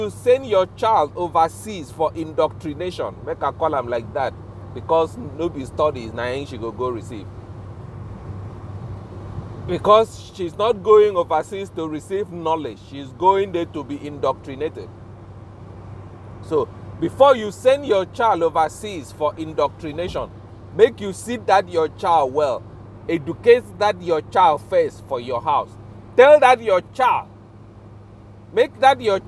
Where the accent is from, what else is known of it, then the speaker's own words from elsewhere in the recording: Ibibio, Akwa Ibom, Nigeria; first language Ibibio; English is a second language; I'm a member of the Ibibio clan for life. Ibibio is my first language